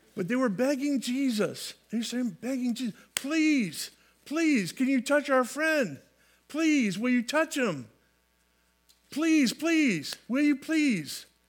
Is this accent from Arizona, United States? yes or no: no; California, United States; I grew up in California, uh, lands of fruits and nuts